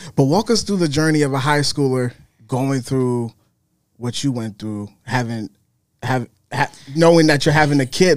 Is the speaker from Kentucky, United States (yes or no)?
no; Minnesota, United States; I'm from Minnesota, so I'm not from New York